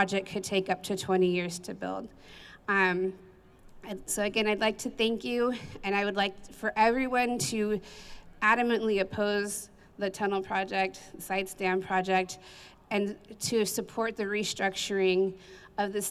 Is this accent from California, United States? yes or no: yes; Hood, California, United States; I'm from the town of Hood, which is right on the Delta